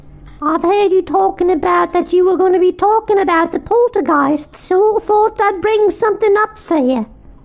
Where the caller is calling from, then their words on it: Manchester, North West England, United Kingdom; Hi, Nick the Rat. … I'm calling you from Manchester.